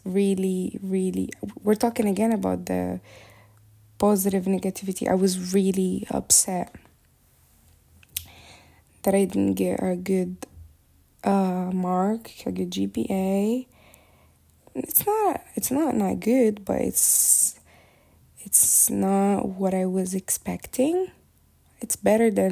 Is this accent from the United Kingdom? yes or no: no; Morocco; moved away as an adult; now in Turkey; I moved out from Morocco to Turkey for college purposes